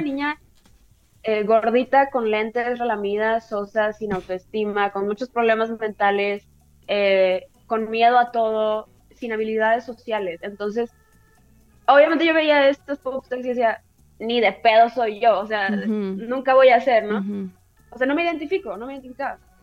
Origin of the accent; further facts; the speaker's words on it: Tijuana, Baja California, Mexico; soy de Tijuana, entonces nos llega como mucha cultura de los gringos